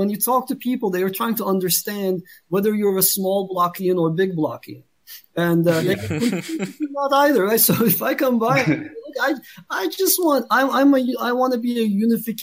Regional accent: Turkey; moved away; I'm from Turkey

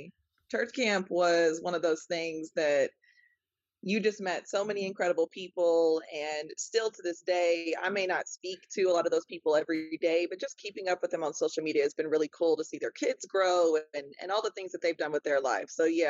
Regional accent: Wyoming, United States; also born or lived in Oklahoma / Texas; I am from Wyoming, or actually was born up there, but we moved a ton growing up between Wyoming, Oklahoma, and Texas. I'm currently in Oklahoma

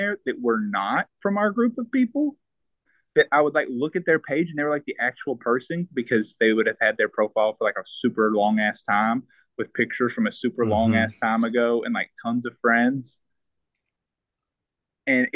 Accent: the South, United States; accent: Southern; I do have a Southern accent

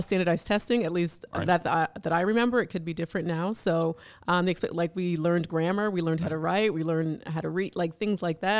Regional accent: Ajax, Ontario, Canada; born or raised there

